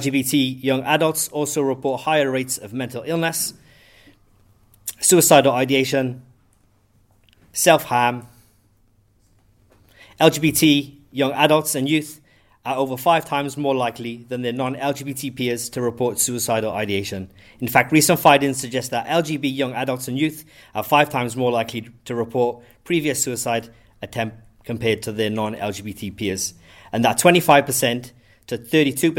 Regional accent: Wales, United Kingdom; moved away as an adult; now in Christchurch, New Zealand; I'm from Wales. I moved here about 10 years ago.

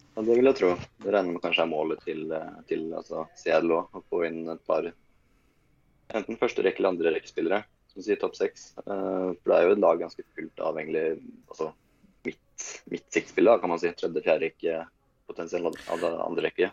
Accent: Sweden; jeg er svensk

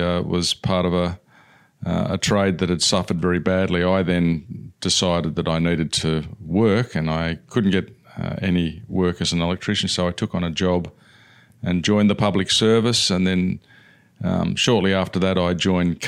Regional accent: Sydney, New South Wales, Australia; also born or lived in London, United Kingdom; So my beginnings were growing up in southwestern Sydney in the Padstow area, where my father bought a house that had just been built. And I, from there, grew up just as a normal Aussie kid.

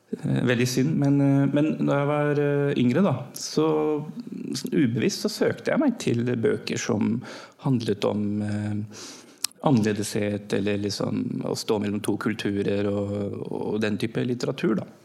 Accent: Norway; also born or lived in Pakistan; Jeg var norsk-pakistaner

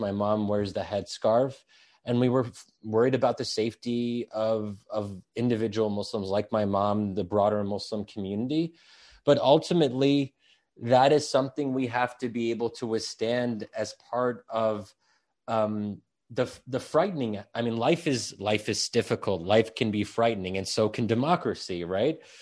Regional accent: United States; I was born and raised in a liberal society.

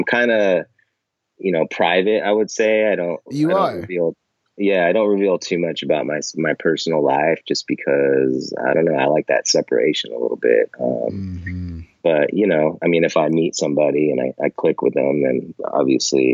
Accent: Monterey, California, United States; now in San Francisco, United States; I grew up near Monterey, California, Central Coast, kind of. I've lived in California pretty much my whole life, up and down the coast

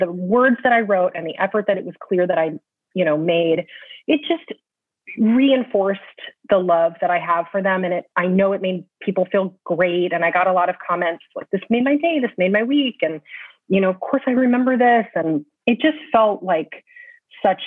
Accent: California, United States; moved away as an adult; also born or lived in Michigan; now in New York, United States; I was born in California, had dear, dear friends who I'm still very close with. I went to school in Michigan. I've been in New York since 2001.

